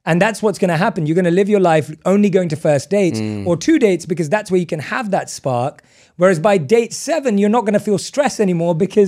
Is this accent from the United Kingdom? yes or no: yes; England, United Kingdom; born or raised there